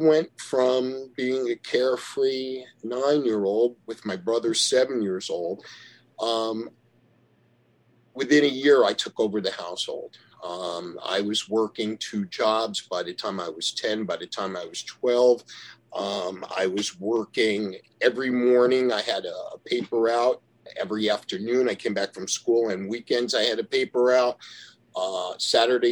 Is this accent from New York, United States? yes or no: yes; Yonkers, New York, United States; we lived in a garden apartment in Yonkers, New York